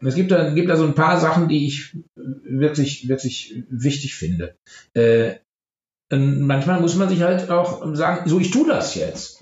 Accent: Germany; als Deutscher

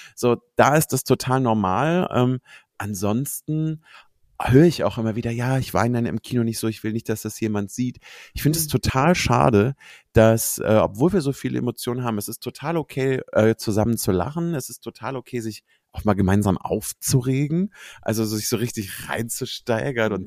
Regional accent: Cologne, North Rhine-Westphalia, Germany; ich bin eine Kölsche, also ich bin in Köln mhm. geboren

